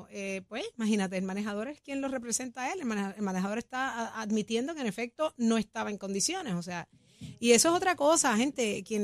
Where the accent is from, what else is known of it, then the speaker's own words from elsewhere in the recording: Puerto Rico; porque somos puertorriqueños todos.